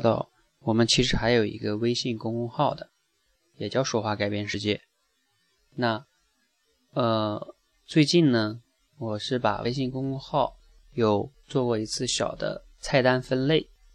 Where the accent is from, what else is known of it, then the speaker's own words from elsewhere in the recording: China; 我们中国人学英语一样